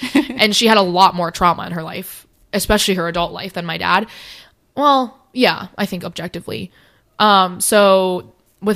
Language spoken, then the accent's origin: English; United States; Obviously, I am Asian, but I was adopted at 9 months old. So 100%, like, I was, mm-hmm. I'm American.